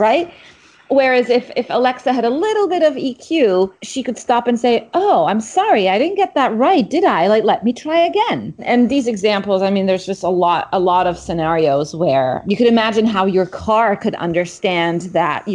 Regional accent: Egypt; moved away as an adult; also born or lived in Middle East / Cambridge; I grew up in the Middle East, in Egypt and around the Middle East

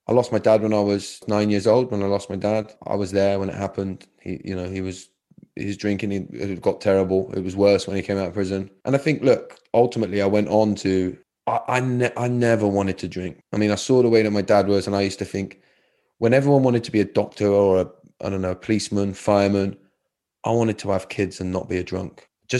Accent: United Kingdom; We hide behind, it's just being British.

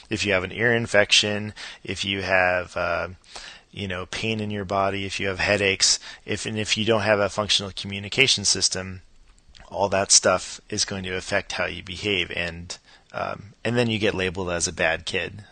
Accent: Los Angeles, California, United States; now in Atlanta, United States; I grew up in Los Angeles

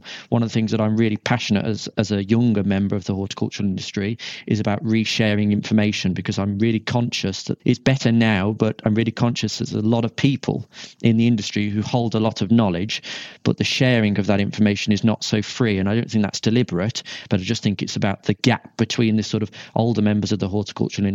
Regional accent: Shropshire, West Midlands, United Kingdom; also born or lived in Liverpool; came back to my hometown in Shropshire

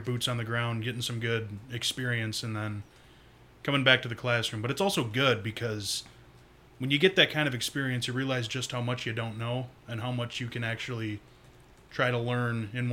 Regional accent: Saginaw, Michigan, United States; I'm from Saginaw, Michigan

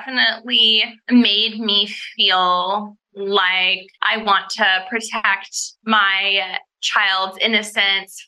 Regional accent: Laguna Beach, California, United States; now in Los Angeles, United States; I moved up to Los Angeles from Laguna Beach

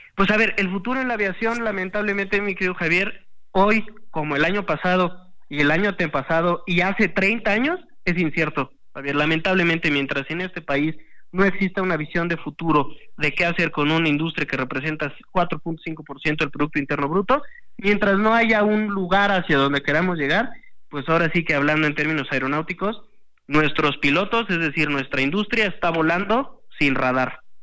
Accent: Mexico; a mí como mexicano

